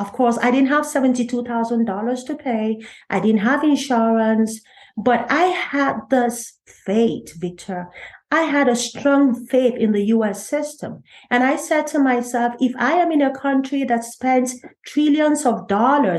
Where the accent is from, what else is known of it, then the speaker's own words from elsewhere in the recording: Nigeria; moved away as an adult; also born or lived in Lagos, Nigeria; now in United States; I'm a Nigerian, by the way, and I left Nigeria, Lagos, for Philadelphia.